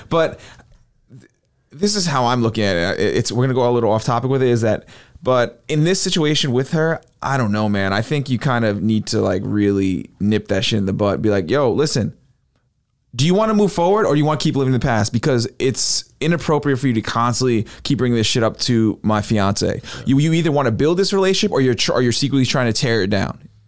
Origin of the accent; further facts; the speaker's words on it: New York, United States; moved away; my hometown